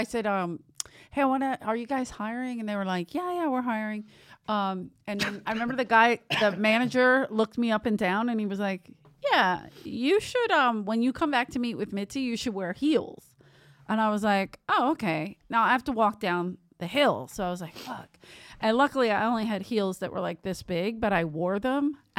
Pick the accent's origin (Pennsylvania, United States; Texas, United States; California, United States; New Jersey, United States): Pennsylvania, United States; Philadelphia; moved away; I was from Philadelphia